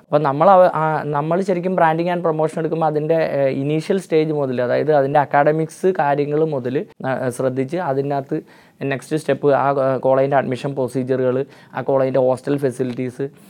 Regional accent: Panikkankudy, Kerala, India; ഇടുക്കി ജില്ലയിൽ പണിക്കൻകുടി എന്ന് പറഞ്ഞതാണ് എൻ്റെ സ്വദേശം

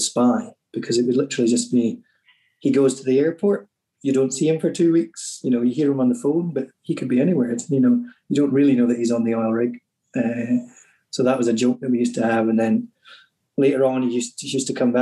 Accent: Cromarty Firth, the Highlands, Scotland, United Kingdom; where I grew up on the Cromarty Firth

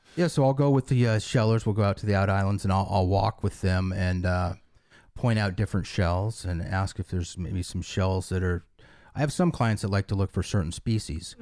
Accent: western Nebraska, United States; now in Captiva, United States; It was western Nebraska on the edge of the sand hills.

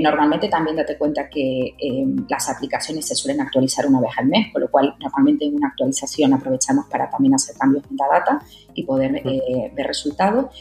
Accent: Tenerife, Canary Islands, Spain; moved away as an adult; also born or lived in Madrid; soy canaria de Tenerife. Bueno, estudié allí en Tenerife, estuve trabajando y me fui para Madrid

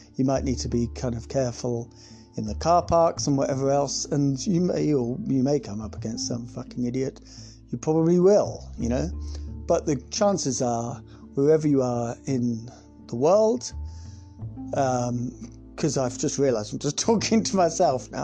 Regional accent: United Kingdom; also born or lived in South West England; We're British

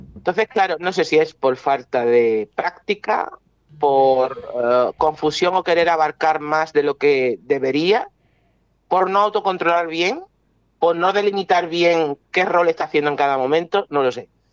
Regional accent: Málaga, Andalusia, Spain; el clima de mi tierra

